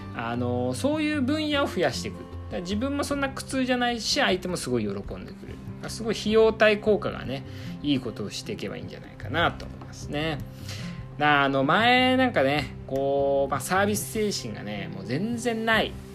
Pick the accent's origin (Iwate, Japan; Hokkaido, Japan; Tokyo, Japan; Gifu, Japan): Iwate, Japan; 岩手出身寒いところ出身なんですけどもね